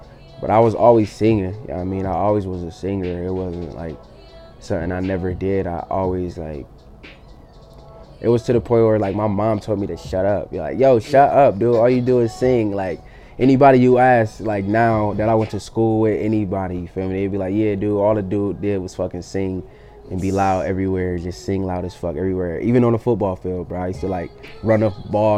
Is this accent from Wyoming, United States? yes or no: no; Buffalo, New York, United States; I grew up on Northumberland, East Ferry, Montana, Cornwall area, Cambridge, fucking Goodyear, Nevada